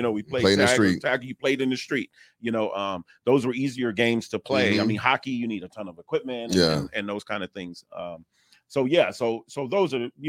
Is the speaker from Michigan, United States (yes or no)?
no; Los Angeles, California, United States; growing up in South Central